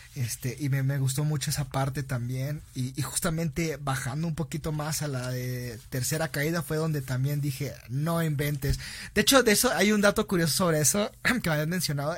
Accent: Mexico; moved away; como mexicanos

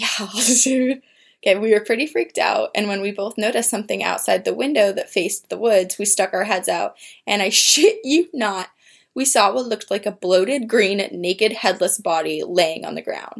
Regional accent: New Jersey, United States; my brother and I were taken to our Aunt Sherry's house near where I grew up in Jersey.

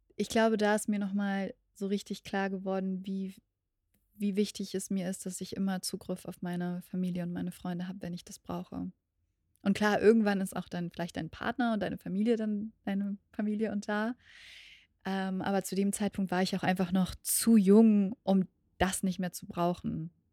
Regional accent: Berlin, Germany; meiner Heimat in Berlin

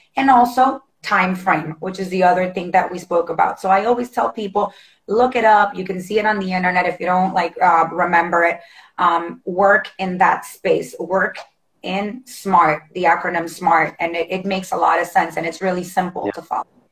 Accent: Honduras; now in United States; I'm originally from Honduras, tiny little oh. country in Central America

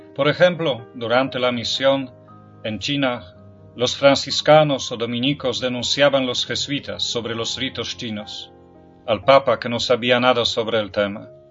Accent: Poland; Spanish is a second language; moved away; En mi país, en Polonia

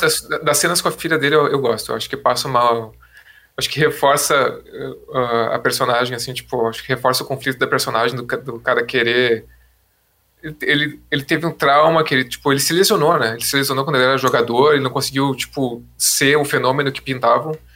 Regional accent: Porto Alegre, Rio Grande do Sul, Brazil; a gente é de Porto Alegre

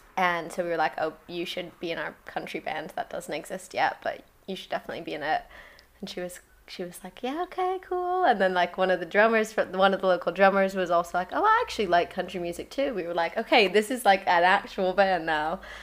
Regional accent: Colorado, United States; also born or lived in London; now in Margate, United Kingdom; I'm from Colorado originally

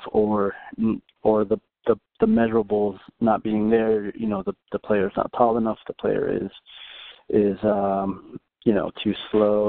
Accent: Dallas, Texas, United States; I'm from Dallas, Texas

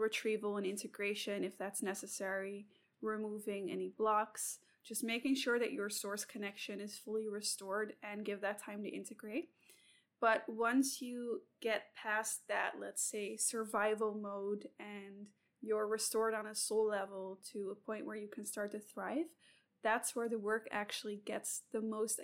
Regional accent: Sydney, New South Wales, Australia; I'm also from Sydney

